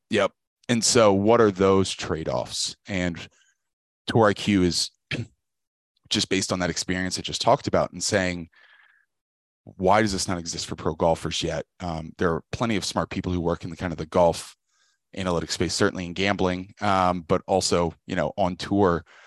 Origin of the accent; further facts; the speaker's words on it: Richmond, Virginia, United States; I grew up in Richmond, Virginia